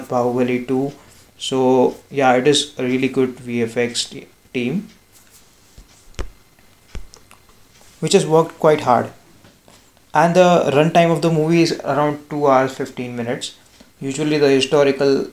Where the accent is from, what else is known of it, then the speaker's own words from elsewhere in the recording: Maharashtra, India; I am from Maharashtra and I live in Pune